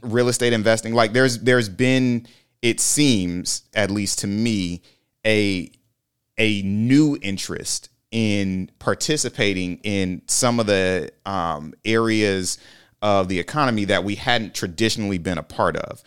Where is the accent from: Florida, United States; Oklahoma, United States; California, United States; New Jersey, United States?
Florida, United States; Lake City; moved away; go back to Lake City, Florida.